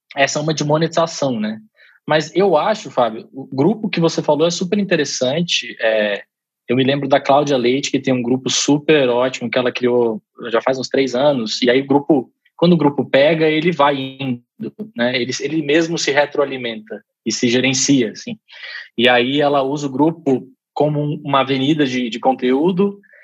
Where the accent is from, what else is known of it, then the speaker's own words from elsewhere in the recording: Brazil; eu sou brasileiro